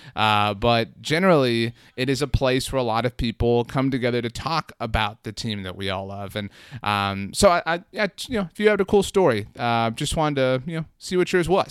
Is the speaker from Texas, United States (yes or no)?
yes; Brownsville, Texas, United States; now in San Antonio, United States; I grew up in Brownsville, Texas.